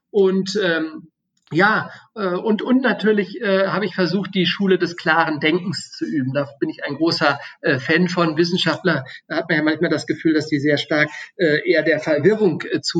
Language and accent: German; Austria; natürlich Österreich, äh, äh das mein Heimatland ist und Deutschland, was äh, dessen Staatsbürger ich bin